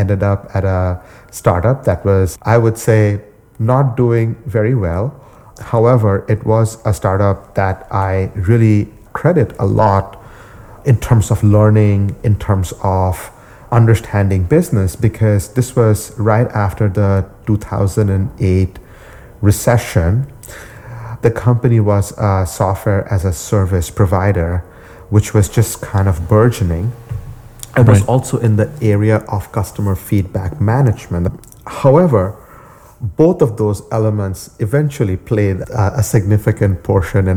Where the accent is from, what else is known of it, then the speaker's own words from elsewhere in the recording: India; moved away as an adult; now in United States; I was born in India and I came to the US about a little bit over 20 years back to basically do my graduate degree in computer science